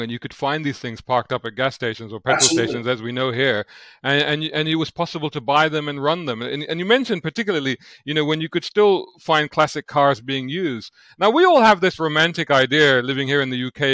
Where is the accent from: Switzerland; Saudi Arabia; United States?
Saudi Arabia; now in United Kingdom; growing up in the Middle East, and particularly Saudi Arabia